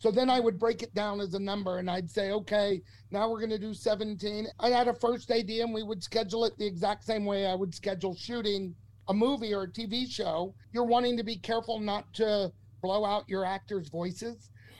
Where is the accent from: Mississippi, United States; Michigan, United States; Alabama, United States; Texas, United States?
Texas, United States; Loved them. I'm a kid from Texas and I grew up loving...